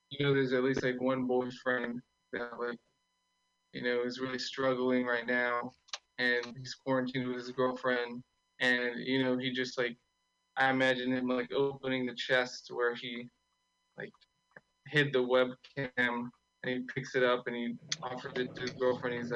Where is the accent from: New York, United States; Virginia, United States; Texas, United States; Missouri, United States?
Texas, United States; Austin; I'm from Austin.